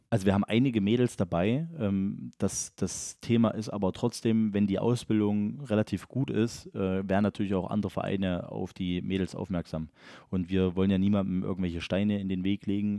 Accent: Elsterberg, Saxony, Germany; das ist ja auch mein Heimatort tatsächlich

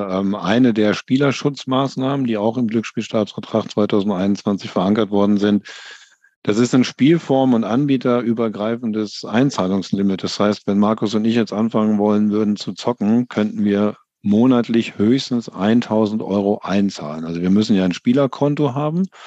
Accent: Paderborn, North Rhine-Westphalia, Germany; born there; Ich komme aus gebürtig, komme ich aus Paderborn.

